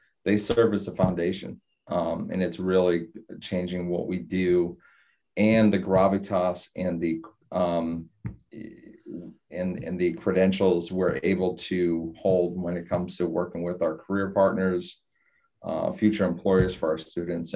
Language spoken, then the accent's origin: English; Boston, Massachusetts, United States; now in Florida, United States; I'm coming from Boston, and you know, I grew up in kind of an old school Italian and Irish neighborhood